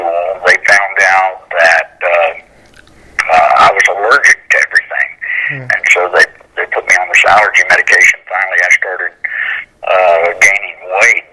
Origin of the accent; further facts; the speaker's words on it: Central Florida, United States; I actually grew up in Central Florida, about an hour from Orlando